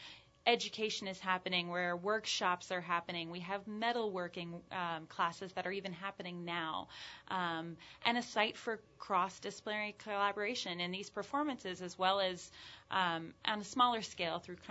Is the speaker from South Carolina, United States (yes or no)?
yes; Charleston, South Carolina, United States; also born or lived in Boston, Massachusetts; now in New Orleans, United States; I'm originally from Charleston, South Carolina.